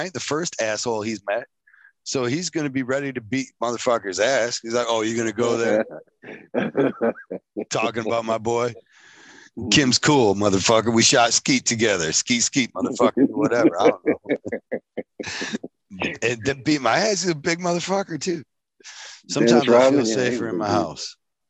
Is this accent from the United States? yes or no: yes; Michigan, United States; Killing people in Lake Michigan. That's my hometown.